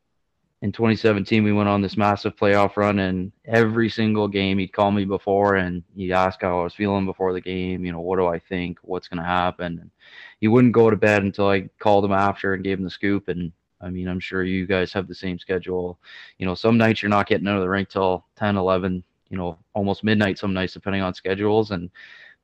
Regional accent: Barrie, Ontario, Canada; I'm born and raised in Barrie, Ontario, just about an hour north of Toronto

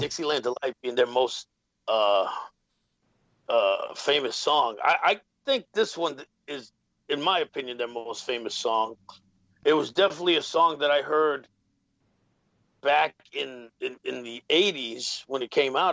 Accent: New York City, New York, United States; growing up in the Bronx as a Puerto Rican kid, South Bronx in the '80s.

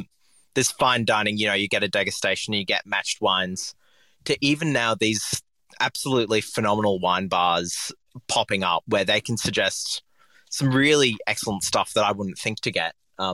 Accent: Papua New Guinea; I grew up in Papua New Guinea, and we were basically next to a coffee roaster.

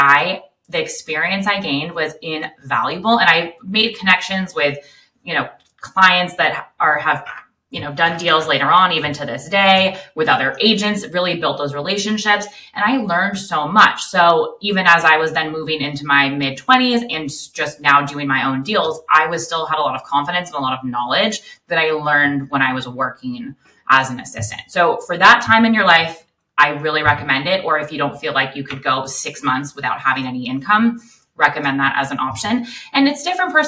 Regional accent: Los Angeles, California, United States; also born or lived in Westlake Village / Malibu; I grew up in the San Fernando Valley and then moved to Westlake Village

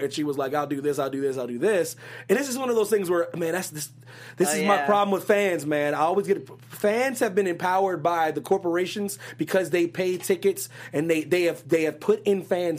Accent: Pennsylvania, United States; It had to be somebody from my home state, man.

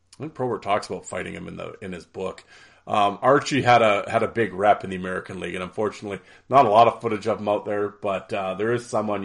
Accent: Canada; it's the Canadian in me

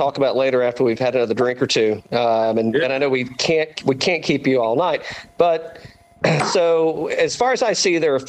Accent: East Tennessee, United States; I'm originally from East Tennessee too.

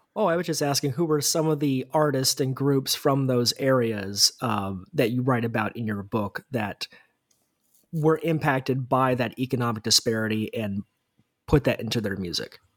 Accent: United States; as an American

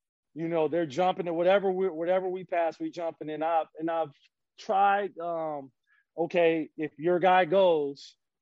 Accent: Minnesota, United States; now in Florida, United States; I'm from Minnesota

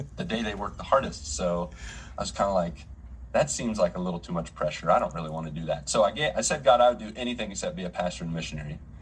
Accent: Grafton, West Virginia, United States; moved away as an adult; now in Brazil; I grew up in West Virginia in a little town of Grafton, 7,000 people

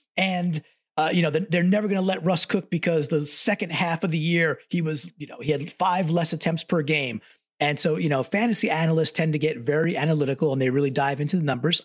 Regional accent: Long Island, New York, United States; born and raised on Long Island

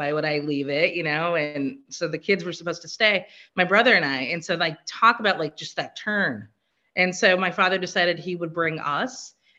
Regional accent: Assam, India; born there; I was born in Assam, India.

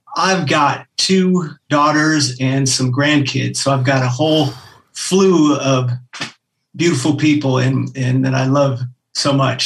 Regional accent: Anchorage, Alaska, United States; moved away; I grew up in Anchorage, Alaska

